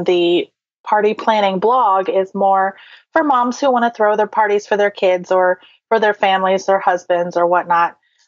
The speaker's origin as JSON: {"language": "English", "region": "Ohio", "country": "United States", "also_born_or_lived": "Georgia / North Carolina", "moved": "yes", "lives_now": "Michigan, United States", "said": "We just moved here, like you said, from Georgia, although I'm originally from Ohio. So I've lived in several different places, North Carolina also along the way."}